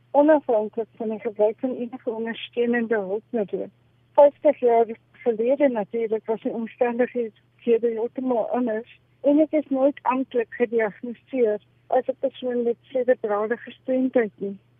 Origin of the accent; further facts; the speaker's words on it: farm between Bethlehem and Lindley, Eastern Free State, South Africa; ek is gebore in die Oos-Vrystaat op 'n kragplaas so halfpad tussen Bethlehem